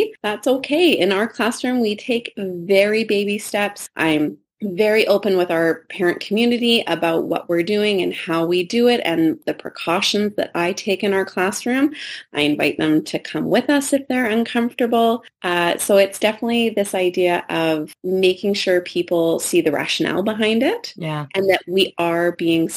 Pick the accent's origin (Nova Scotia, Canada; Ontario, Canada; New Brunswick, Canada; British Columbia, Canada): British Columbia, Canada; Richmond; I grew up in Richmond, BC, where we have a lot of ditches